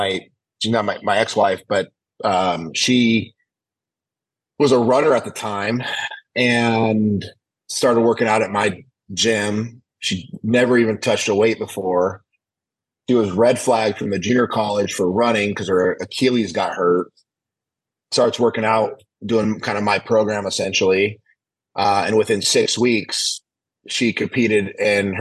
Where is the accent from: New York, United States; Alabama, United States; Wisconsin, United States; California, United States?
California, United States; Oakdale; I grew up in Oakdale, California